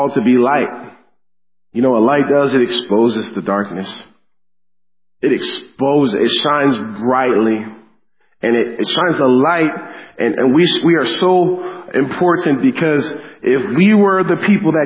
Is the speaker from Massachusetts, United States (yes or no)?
no; Denver, Colorado, United States; now in Leona Valley, United States; I grew up in Denver, Colorado